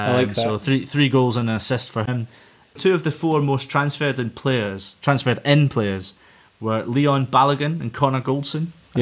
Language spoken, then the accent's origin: English; Dumfries, Scotland, United Kingdom; I'm from Dumfries